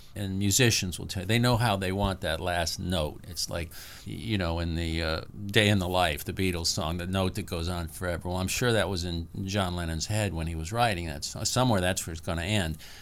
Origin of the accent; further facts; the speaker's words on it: the South, United States; I'm from the South